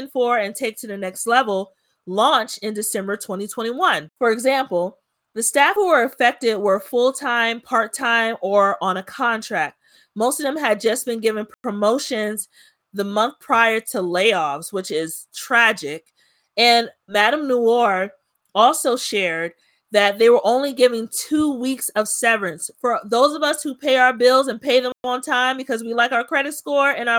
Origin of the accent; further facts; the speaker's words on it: Prince George's County, Maryland, United States; how proud I am to be from Prince George's County